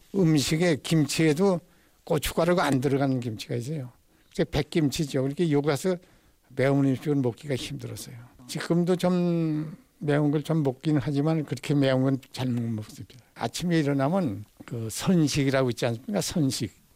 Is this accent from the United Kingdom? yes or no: no; North Pyongan, North Korea; now in Suwon, South Korea; 저는 저 이북입니다. 평안북도.